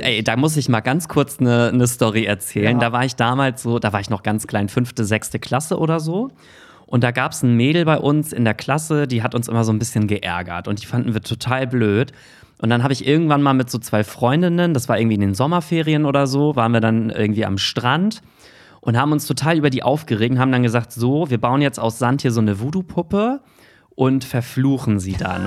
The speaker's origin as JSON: {"language": "German", "region": "Hamburg", "country": "Germany", "tie": "born or raised there", "said": "ich komme halt aus Hamburg"}